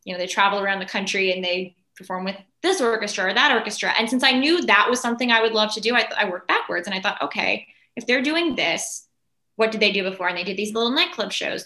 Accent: Los Angeles, California, United States; I was born and raised in Los Angeles

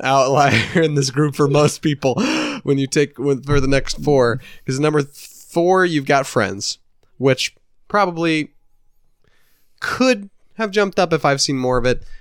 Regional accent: Indiana, United States; we're from Indiana, we're a dysfunctional family, there's six kids in my family

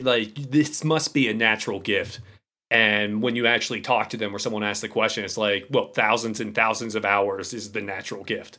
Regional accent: Pittsburgh, Pennsylvania, United States; I'm an idiot from Pittsburgh

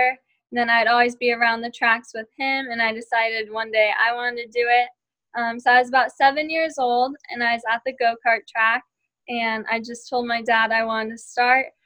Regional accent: Glendale, Arizona, United States; I grew up in Glendale, Arizona

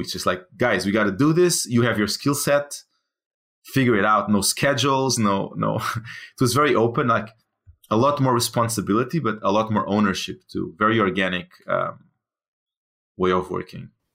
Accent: Portugal; moved away; I'm from Portugal

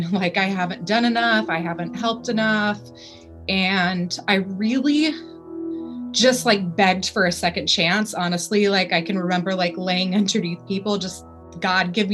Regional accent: California, United States; I was born and raised out here in California. So I've always lived out in this area

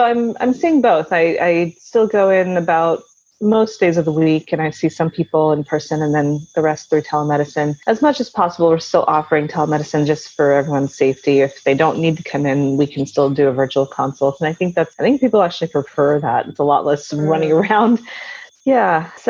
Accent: Gujarat, India; born there; Well, so I was born in India, in the state of Gujarat.

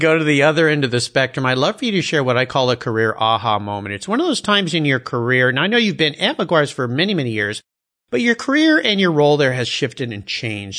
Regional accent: San Diego, California, United States; I was at La Jolla High

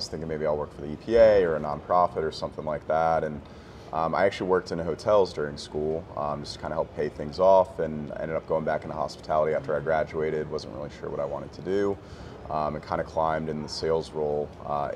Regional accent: Gaithersburg, Maryland, United States; moved away as an adult; also born or lived in Bethesda, Maryland / Colorado / Washington, D.C.; now in Charleston, United States; grew up in the Gaithersburg area

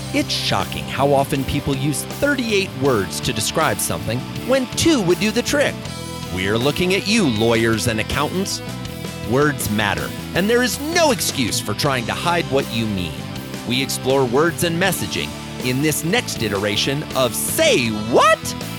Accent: Iowa, United States; I grew up in Iowa.

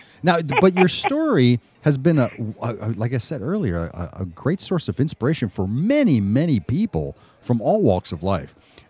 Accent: Nutley, New Jersey, United States; I grew up in Nutley, which is not far from you at all.

